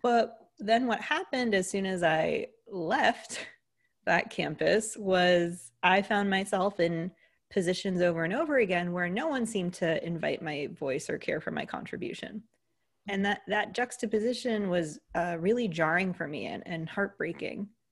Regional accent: United States; accent: American; if you couldn't tell from the accent, I'm an American, so a Greek American

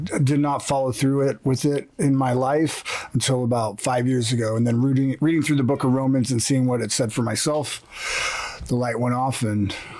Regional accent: Alaska, United States; moved away as an adult; also born or lived in Portland/Vancouver area; And I was born and raised in Alaska, but have been living in the Portland, Vancouver area for the past 3 years.

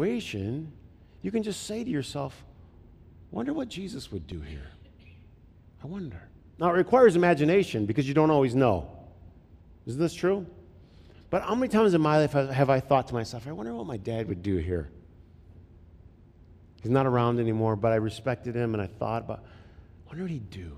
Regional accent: Flint, Michigan, United States; moved away; I grew up in Flint

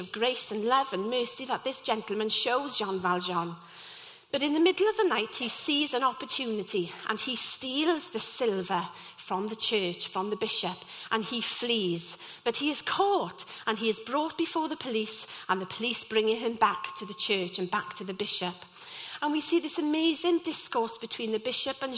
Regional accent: Llanelli, Wales, United Kingdom; I'm from Llanelli and was part of the local youth theatre there.

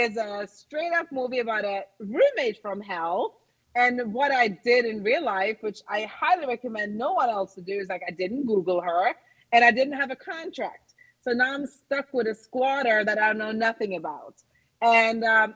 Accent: Norway; also born or lived in New York; now in Los Angeles, United States; I'm originally from Norway. I dabbled in theater and acting as a child, and I studied in New York

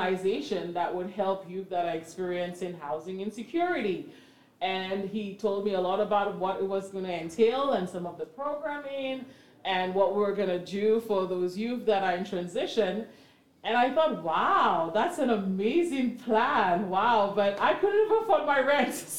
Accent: St. Lucia; moved away as an adult; now in Canada; I'm not from Canada, but I'm originally from St. Lucia. And in my coming into Canada in my early 20s

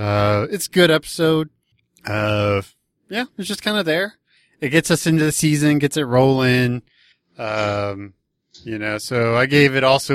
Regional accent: Texas, United States; being from Texas, I refer to everything is a Coke.

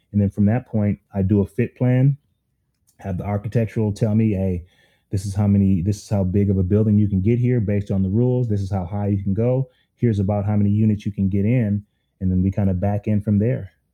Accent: Minneapolis, Minnesota, United States; I was I'm from North Minneapolis, and um, everyone knows it's it's one of those underserved communities that um, I was able to have some success

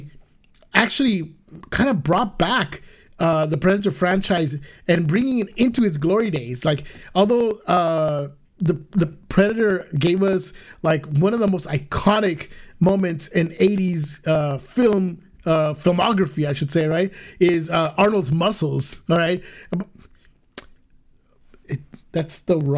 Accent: Guatemala; we're Chapinas, as they call Guatemalans. We're from Guatemala

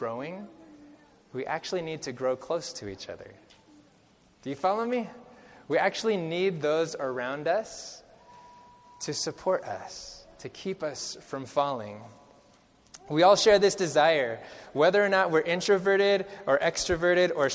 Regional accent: California, United States; moved away; So I come from California. That's where I grew up, and I grew up about an hour and a half southwest of Sequoia National Park.

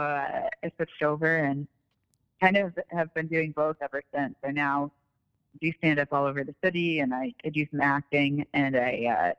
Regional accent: East Coast, United States; moved away as an adult; now in Chicago, United States; I grew up on the East Coast, so I would crash on my cousin's couch in Hoboken and take classes in New York. And then I moved to Chicago in 2007 because it was cheaper here

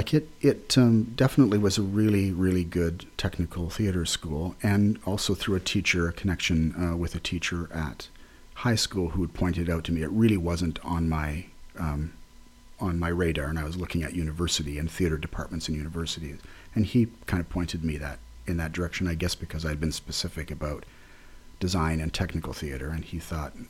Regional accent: Ontario, Canada; growing up near Detroit, but on the Canadian side, I went to a number of things in Detroit growing up.

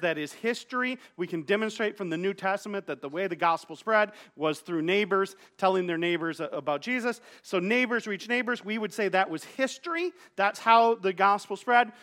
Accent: Wyoming, Michigan, United States; I grew up here in Wyoming, here in Godwin Heights

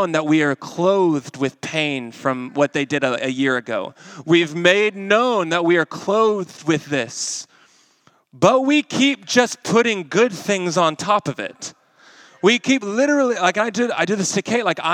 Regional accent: Arkansas, United States; now in Kansas City, United States; I'm from Arkansas

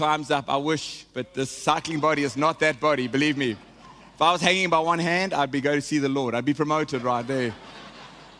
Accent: South Africa; moved away; I am South African. I'm connected to this nation

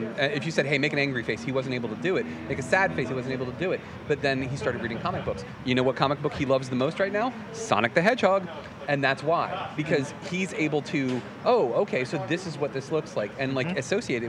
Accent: Fredericksburg, Virginia, United States; I'm from Fredericksburg.

